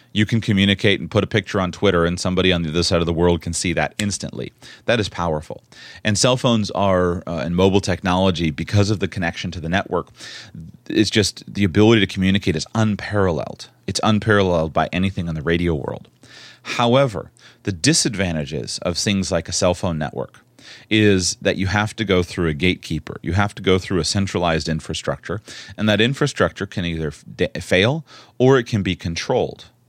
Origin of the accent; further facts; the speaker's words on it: Florida, United States; I was born and raised in Florida